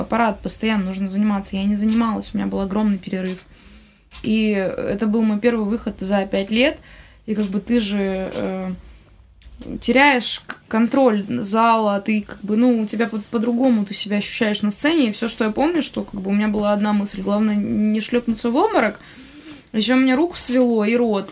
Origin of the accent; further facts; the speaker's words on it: Khabarovsk, Khabarovsk Krai, Russia; moved away; also born or lived in Moscow; Я, в смысле, из Хабаровска.